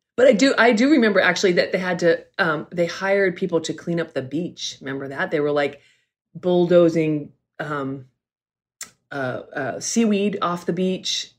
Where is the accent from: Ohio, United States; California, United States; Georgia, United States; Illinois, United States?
California, United States; also born or lived in New York; I'm from California. I'm a California girl